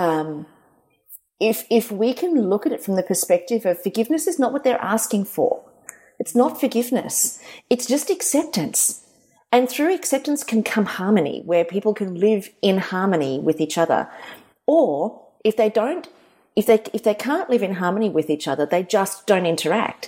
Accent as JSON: {"language": "English", "country": "South Africa", "tie": "born or raised there", "moved": "yes", "lives_now": "Australia", "said": "when I was a kid, I grew up in South Africa"}